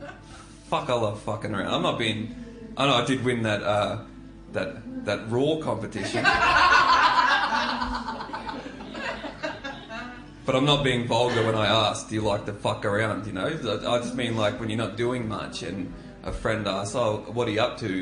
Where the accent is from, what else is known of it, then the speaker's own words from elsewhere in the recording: North Queensland, Australia; now in Melbourne, Australia; I am not from Melbourne, I am from Queensland. I grew up in North Queensland